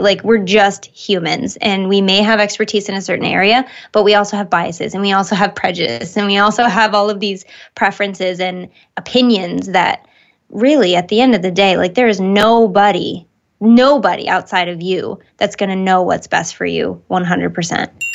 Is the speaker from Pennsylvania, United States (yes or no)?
no; Michigan, United States; where I grew up in Michigan